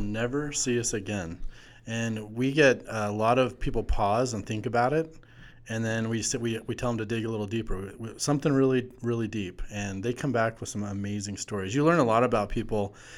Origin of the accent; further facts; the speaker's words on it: Wasatch Mountains, Utah, United States; I grew up in the Wasatch Mountains my whole life.